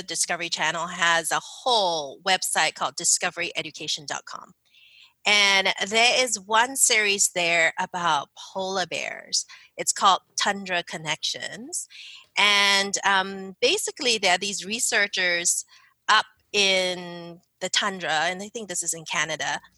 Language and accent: English; Singapore; moved away as an adult; also born or lived in Philadelphia, United States; now in United States; I grew up in Singapore